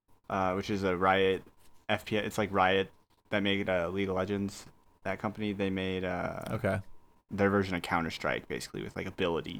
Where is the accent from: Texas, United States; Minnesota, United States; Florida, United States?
Texas, United States; Houston; moved away; I'm from Houston.